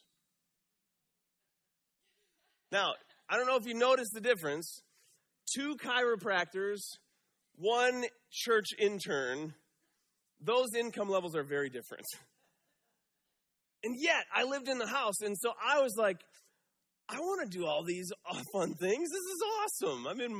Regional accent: Michigan, United States; moved away as an adult; Right out of college, I moved out here from Michigan.

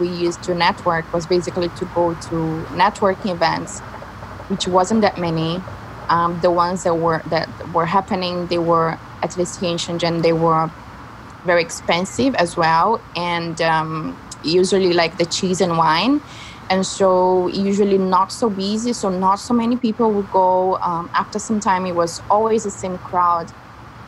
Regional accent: Rio de Janeiro, Brazil; moved away as an adult; now in China; I'm from Rio

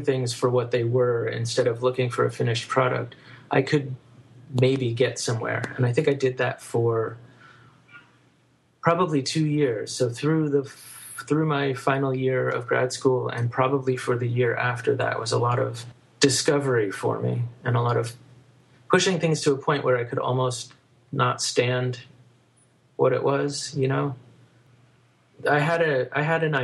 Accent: Shickshinny, Pennsylvania, United States; now in Brooklyn, United States; I grew up in a small town called Shikshinny, Pennsylvania, which is in the northeast of Pennsylvania near Wilkes-Barre.

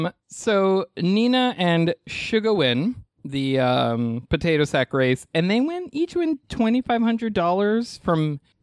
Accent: New York, United States; I mean, I wasn't bothered by it, and I'm a New Yorker

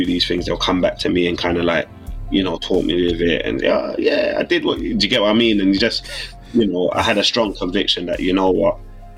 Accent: London, United Kingdom; I grew up in South London

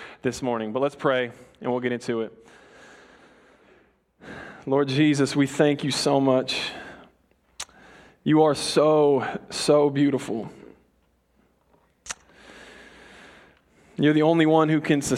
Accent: Colorado, United States; moved away; I'm from Colorado

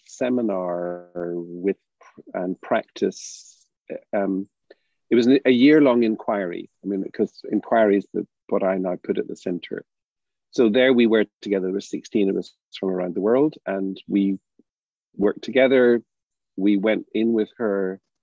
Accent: Ireland; We're not used to that growing up in Ireland.

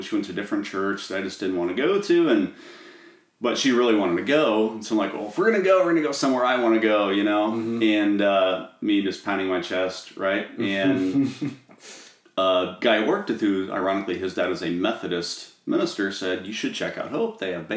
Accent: Norwalk, United States; I grew up in Norwalk

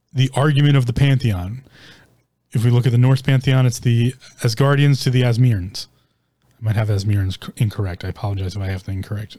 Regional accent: United States; I'm an American. I live in America.

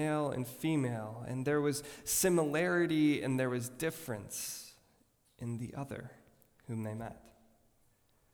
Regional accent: Rochester Hills, Michigan, United States; I grew up in Rochester Hills, Michigan, an upper-class suburb

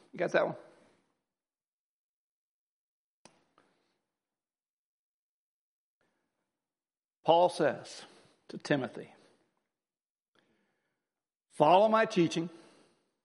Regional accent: United States; I'm an American

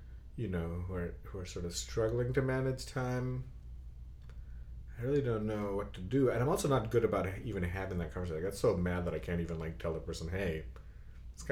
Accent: Bangladesh; moved away; I remember that when growing up in Bangladesh

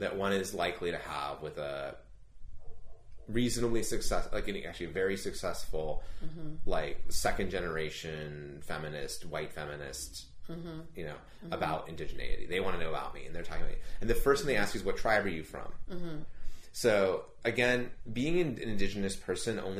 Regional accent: Palos Verdes, California, United States; I grew up in Palos Verdes. I grew up in an incredibly wealthy community.

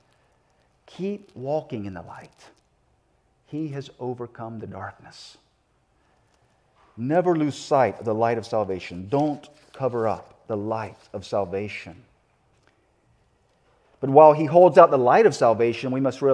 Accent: South Carolina, United States; moved away; my upbringing down in the South. I'm from South Carolina

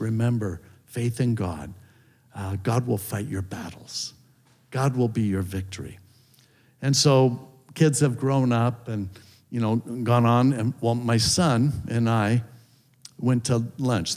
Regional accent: Hermosa Beach, California, United States; I grew up in Hermosa Beach, up in LA County

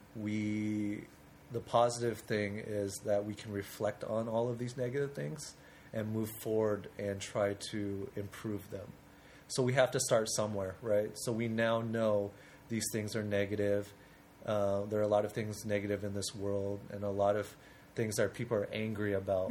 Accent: Portland, Oregon, United States; I'm actually from Portland

